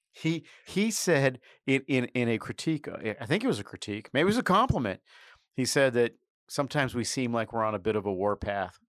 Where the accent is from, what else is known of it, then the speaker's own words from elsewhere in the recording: New York City, New York, United States; As a New Yorker